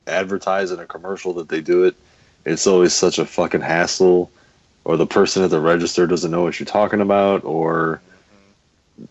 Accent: Lorain, Ohio, United States; where I grew up in Lorain, Ohio

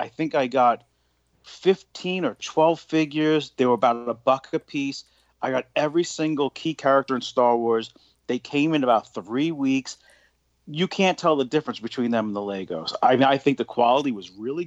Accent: New York City, New York, United States; I grew up in Queens

